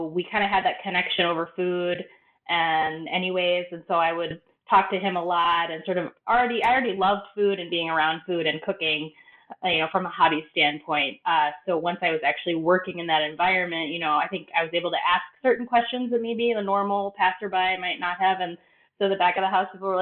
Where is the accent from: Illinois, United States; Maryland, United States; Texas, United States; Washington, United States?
Illinois, United States; Evanston; moved away; also born or lived in Madison, Wisconsin; in my hometown of Evanston, Illinois, which is where I'm from originally